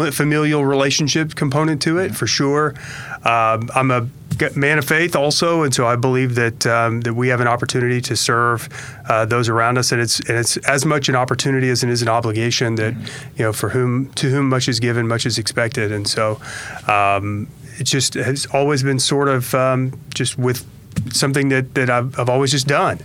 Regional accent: Oklahoma City, Oklahoma, United States; also born or lived in Tulsa; I grew up in Oklahoma City

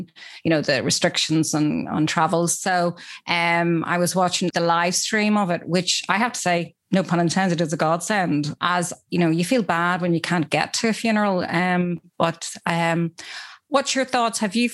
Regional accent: Belfast, Northern Ireland, United Kingdom; I'm from Belfast

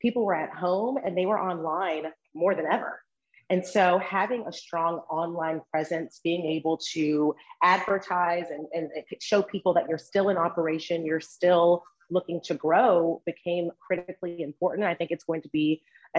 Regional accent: Memphis, Tennessee, United States; moved away as an adult; now in Washington, DC area, United States; I am originally from Memphis, Tennessee, but have been living in the DC area for right at 7 years.

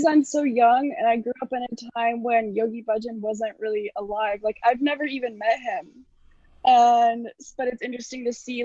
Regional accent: Los Angeles, California, United States; I was born in 2002 in Los Angeles.

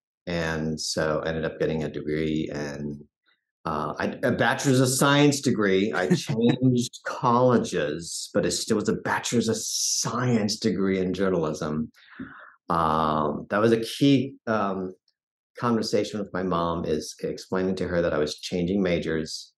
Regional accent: Fort Collins, Colorado, United States; now in Denver, United States; I grew up in Fort Collins, Colorado.

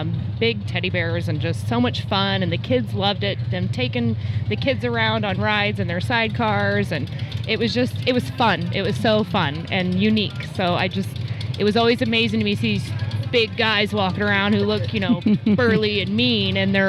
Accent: Missouri, United States; moved away; I grew up in Missouri

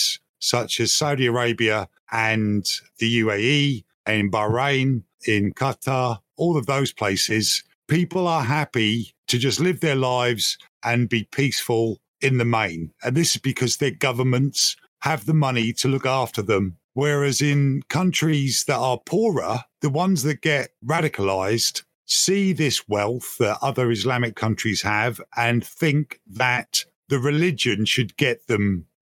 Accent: United Kingdom; I'm British. I don't know if you can tell from my accent

